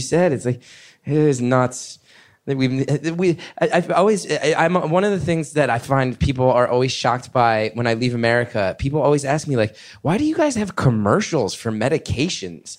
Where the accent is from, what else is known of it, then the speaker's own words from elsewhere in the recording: New York, United States; I'm a New Yorker